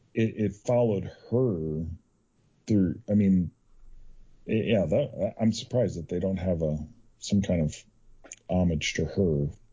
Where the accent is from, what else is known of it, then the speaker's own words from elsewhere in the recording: Southern California, United States; I grew up in Southern California in the early 80s